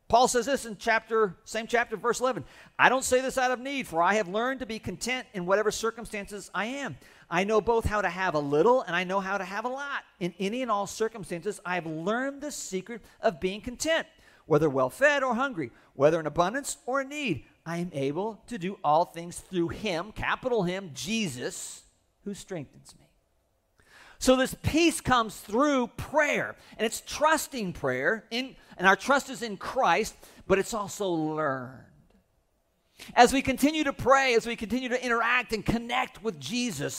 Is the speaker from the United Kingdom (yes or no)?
no; United States; I was born in America